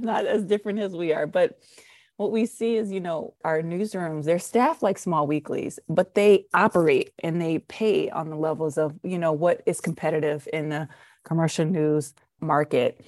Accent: Detroit, Michigan, United States; I'm from Detroit

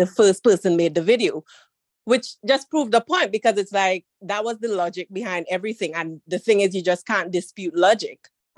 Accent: Trinidad & Tobago; Trinidad and Tobago.

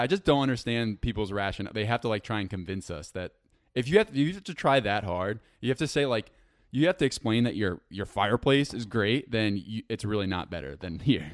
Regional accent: around New York City, United States; now in New York City, United States; I grew up around New York City

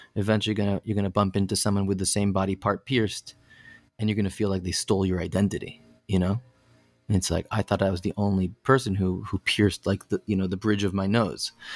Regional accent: Connecticut, United States; I grew up in Connecticut

